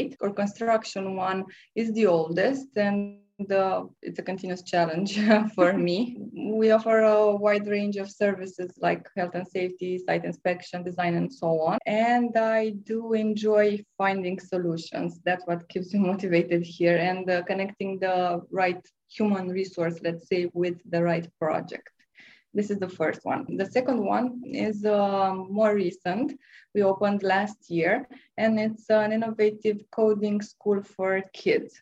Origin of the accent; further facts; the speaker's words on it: Romania; I'm from Romania.